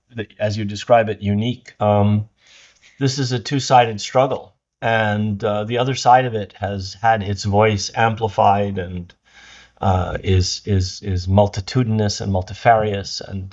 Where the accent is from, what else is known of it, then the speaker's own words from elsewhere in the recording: United States; born there; also born or lived in Arab world; My family is originally from Jerusalem. I was born in the United States because my father couldn't go back after 1948 to Palestine